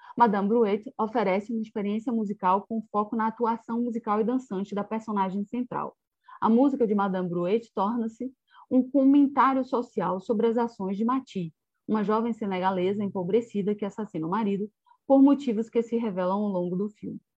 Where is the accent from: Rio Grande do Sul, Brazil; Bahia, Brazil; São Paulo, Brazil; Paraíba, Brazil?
Bahia, Brazil; also born or lived in Portugal; eu sou da Bahia, né, do estado da Bahia